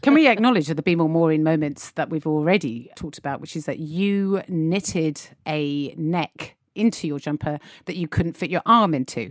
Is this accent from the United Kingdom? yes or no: yes; United Kingdom; One thing that can be said about the British is we are a constantly optimistic